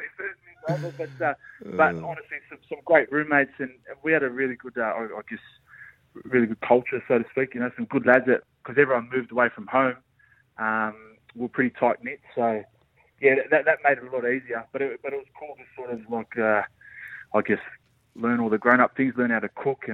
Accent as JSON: {"language": "English", "town": "Blacktown", "region": "New South Wales", "country": "Australia", "tie": "born or raised there", "also_born_or_lived": "Perth", "moved": "as an adult", "said": "I grew up out west in Blacktown"}